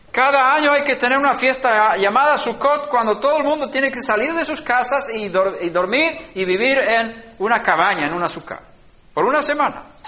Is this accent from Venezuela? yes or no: no; Sweden; moved away; en Suecia, donde yo nací